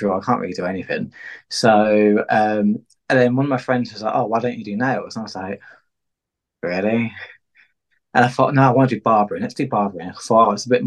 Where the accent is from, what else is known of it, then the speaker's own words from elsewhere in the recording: Peterborough, East of England, United Kingdom; I'm from Peterborough